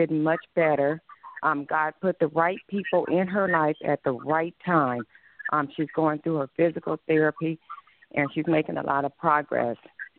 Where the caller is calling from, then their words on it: Arizona, United States; Hi, Pastor. … I'm from Arizona. I'm part of the Arizona family.